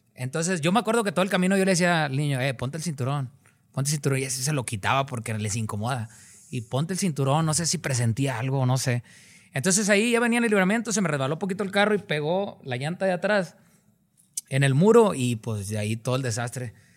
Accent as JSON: {"language": "Spanish", "town": "Cadereyta Jiménez", "region": "Nuevo León", "country": "Mexico", "said": "Yo soy de un lugar que se llama Cadereyta Jiménez, Nuevo León"}